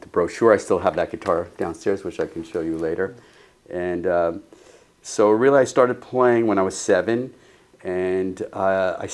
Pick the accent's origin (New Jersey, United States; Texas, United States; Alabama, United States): New Jersey, United States; Lakewood; moved away as an adult; also born or lived in Neptune, New Jersey / Farmingdale, New Jersey / Israel; I was born in Neptune, New Jersey, which is like by Asbury Park. First 9 years of my life, we lived in Farmingdale, New Jersey, and then we moved to Lakewood, New Jersey